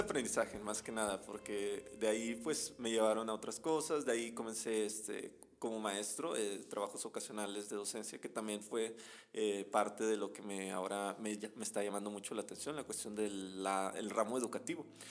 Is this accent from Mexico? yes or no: yes; Veracruz, Mexico; moved away as an adult; now in Monterrey, Mexico; yo soy originario de, de Veracruz